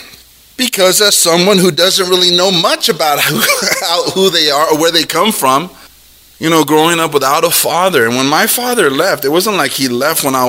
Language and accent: English; Los Angeles, California, United States; I was born in Los Angeles